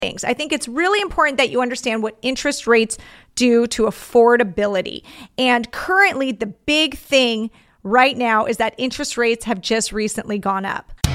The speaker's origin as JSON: {"language": "English", "area": "Orange County", "region": "California", "country": "United States", "tie": "born or raised there", "said": "my hometown"}